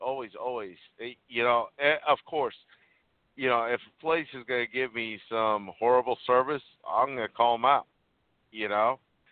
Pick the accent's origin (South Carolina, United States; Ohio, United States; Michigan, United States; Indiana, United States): Indiana, United States; Huntingburg; also born or lived in Puerto Rico; I was born in Puerto Rico. I moved at the age of 9 to a little town called Huntingburg, Indiana. It's in southern Indiana. My family was the first minorities in that entire county. You know, we were the first Hispanics, first people of color.